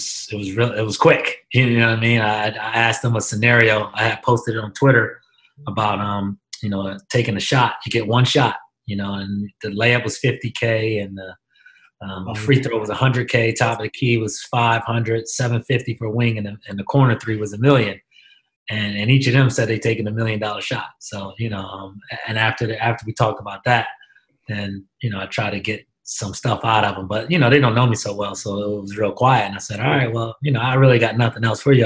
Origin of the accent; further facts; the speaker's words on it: Philadelphia, Pennsylvania, United States; moved away as an adult; also born or lived in Europe; now in Hamilton, United States; I'm from Germantown. I grew up in the city, in the Germantown section of Philadelphia